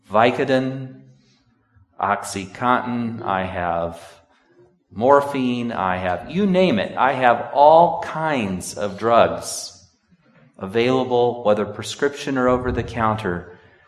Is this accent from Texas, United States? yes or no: no; Sonora, California, United States; moved away; One of my best friends growing up in Sonora